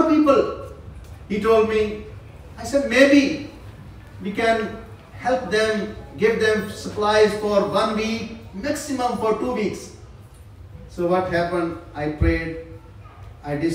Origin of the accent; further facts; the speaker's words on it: Pakistan; also born or lived in South Korea; I am from Pakistan.